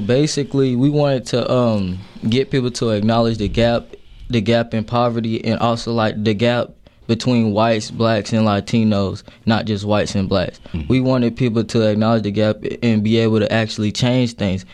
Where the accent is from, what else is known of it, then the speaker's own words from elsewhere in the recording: Charleston, South Carolina, United States; now in Asheville, United States; I'm from okay. Charleston, South Carolina